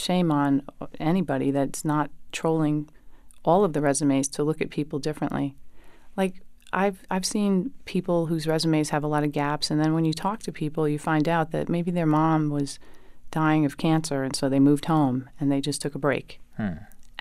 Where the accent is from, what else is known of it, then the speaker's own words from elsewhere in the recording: New York City, New York, United States; I grew up in New York City, in Brooklyn